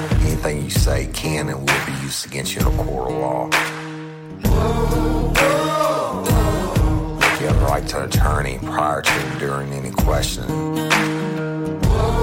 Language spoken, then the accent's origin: English; Louisiana, United States; as we say in Louisiana